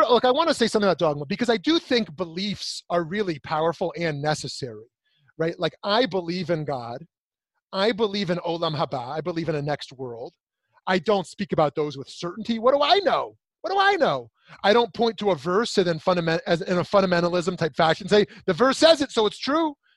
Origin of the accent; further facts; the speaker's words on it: United States; I'm an American, I'm a Jew